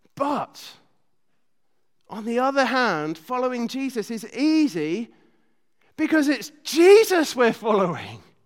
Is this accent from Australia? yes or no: no; United Kingdom; being British